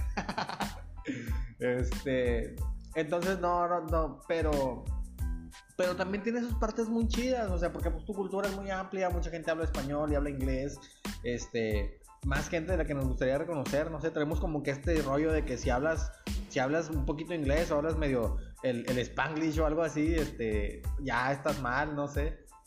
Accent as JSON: {"language": "Spanish", "town": "Nuevo Laredo", "region": "Tamaulipas", "country": "Mexico", "said": "yo soy de Nuevo Laredo"}